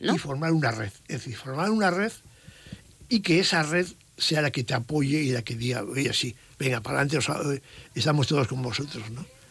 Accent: La Ribera, Navarre, Spain; soy de la Ribera

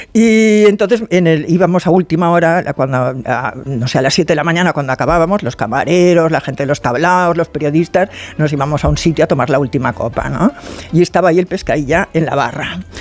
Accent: Barcelona, Catalonia, Spain; soy de Barcelona

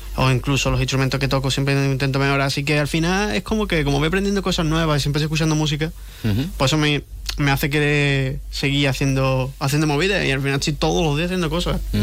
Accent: Jerez de la Frontera, Andalusia, Spain; es mi tierra, que le ah, empecé aquí

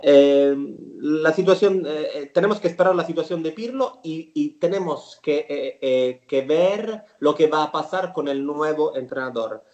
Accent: a village near Milo, Sicily, Italy; Spanish is a second language; yo soy de un pueblo muy cerca al pueblo de, de … en Sicilia. Somos sicilianos

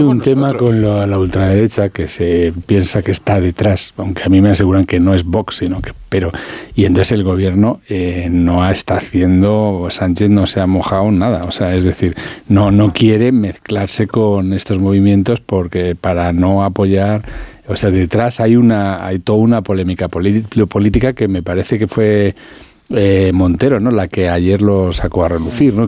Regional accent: La Alcarria, Castilla-La Mancha, Spain; soy de la Alcarria

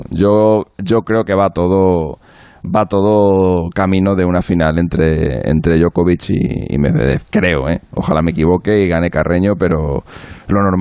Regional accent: Spain; Pasa que Garbiñe, como es nuestra, como es española, como nos representa y tal, les prestaban más atención

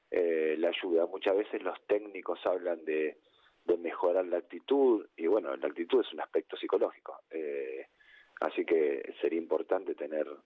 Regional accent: Argentina; En Argentina decimos que Boca es la mitad más

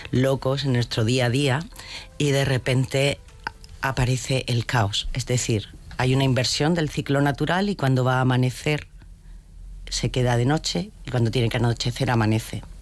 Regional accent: Region of Murcia, Spain; somos todos murcianos.

